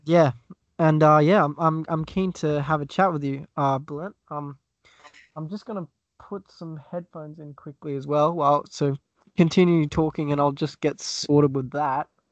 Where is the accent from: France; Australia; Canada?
Australia; accent: Australian; I'm from Australia. Oh, you could probably tell that by the accent.